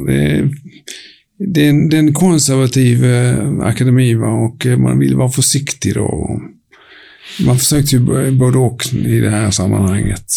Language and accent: Swedish; Höganäs, Skåne, Sweden; also born or lived in Helsingborg; jag växte upp i Höganäs, en liten industriort som du förmodligen aldrig har besökt.